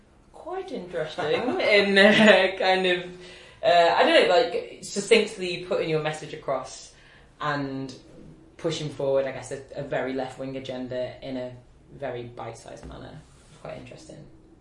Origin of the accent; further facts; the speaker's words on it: St Helens, North West England, United Kingdom; my hometown of St Helens, which is just outside of Liverpool.